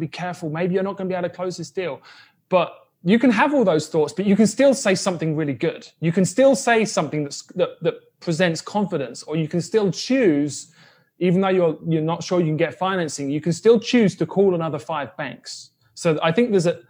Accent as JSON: {"language": "English", "country": "United Kingdom", "tie": "born or raised there", "also_born_or_lived": "Brooklyn", "moved": "yes", "lives_now": "Kansas City, United States", "said": "I grew up in Section 8 housing in the UK"}